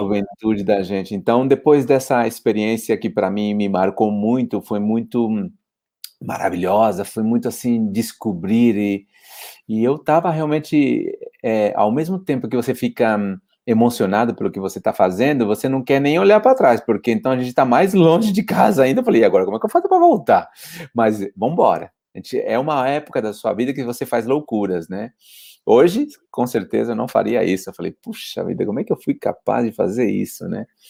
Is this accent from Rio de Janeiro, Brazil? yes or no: no; Poá, São Paulo, Brazil; moved away as an adult; now in Spain; eu sou paulistano, nasci na zona leste de São Paulo